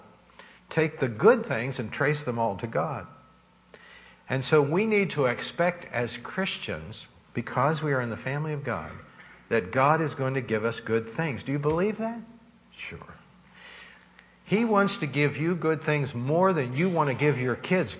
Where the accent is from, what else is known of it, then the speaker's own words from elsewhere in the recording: Pittsburgh, Pennsylvania, United States; When I grew up in Sheridan in Pittsburgh, I remember we didn't have any money